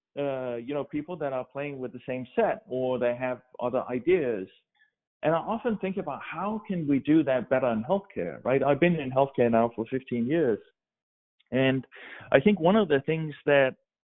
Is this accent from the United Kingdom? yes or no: no; Denmark; English is a second language; moved away as an adult; also born or lived in Oregon; now in United States; I grew up in Denmark and spent my first 25 years, I guess, in Denmark